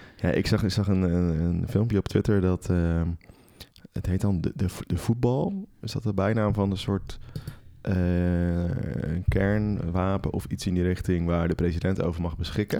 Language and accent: Dutch; Netherlands; wij in Nederland